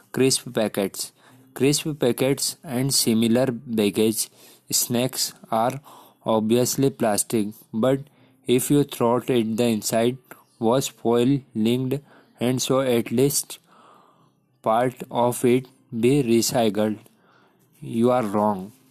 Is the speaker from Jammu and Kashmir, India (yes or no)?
no; Madhya Pradesh, India; मैं मध्य प्रदेश से हूँ